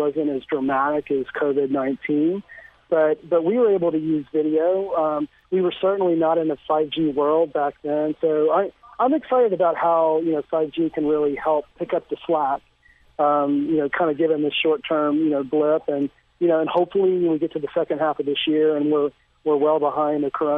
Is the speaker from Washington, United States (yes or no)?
no; Austin, Texas, United States; my hometown of Austin, Texas